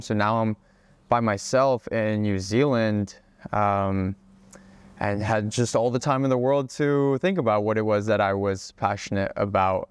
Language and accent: English; Hawaii, United States; moved away as an adult; also born or lived in Czech Republic / Oregon; I am originally from the Czech Republic, but I moved to Hawaii when I was about five years old, uh, which was the most incredible place to grow up.